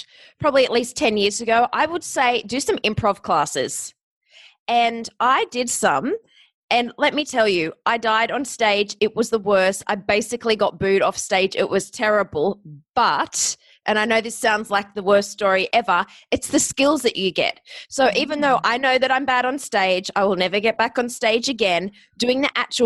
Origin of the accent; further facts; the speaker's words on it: Australia; accent: Australian; moved away as an adult; also born or lived in Ohio, United States / Hollywood, United States; I'm Australian.